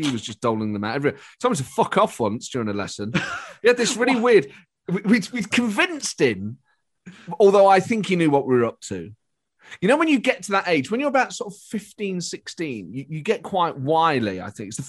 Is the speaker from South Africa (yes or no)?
no; Nottingham, East Midlands, United Kingdom; I was born in Nottingham during this period